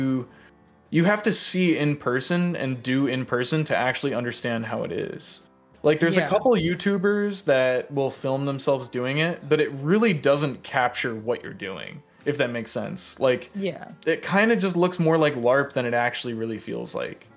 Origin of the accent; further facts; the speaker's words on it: Iowa, United States; now in Connecticut, United States; I grew up in the Midwest. I grew up in Iowa for a long time.